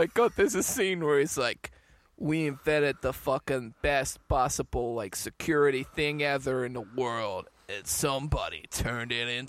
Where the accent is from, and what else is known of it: England, United Kingdom